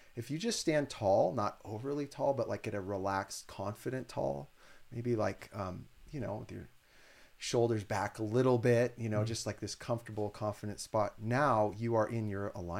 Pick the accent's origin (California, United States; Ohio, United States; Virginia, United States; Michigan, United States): California, United States; Santa Cruz; I'm from Santa Cruz and like, we're pretty weird.